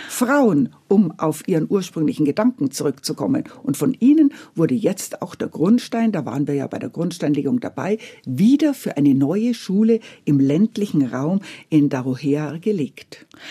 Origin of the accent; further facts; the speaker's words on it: Bavaria, Germany; mein bayerisches Herz